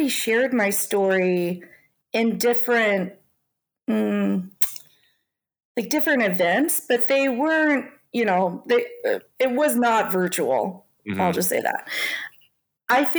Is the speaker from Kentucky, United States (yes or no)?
yes; Louisville, Kentucky, United States; also born or lived in South Korea; I grew up in Louisville, Kentucky, and in a very white middle-class family and neighborhood